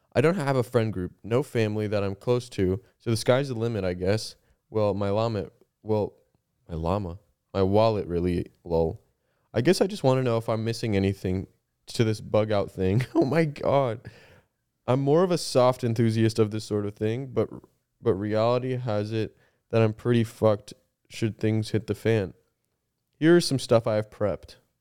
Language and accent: English; Canada; we're Canadian and we live in Canada